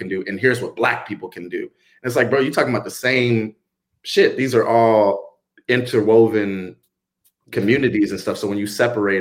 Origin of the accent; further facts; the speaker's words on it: Atlanta, Georgia, United States; now in Los Angeles, United States; From Atlanta, originally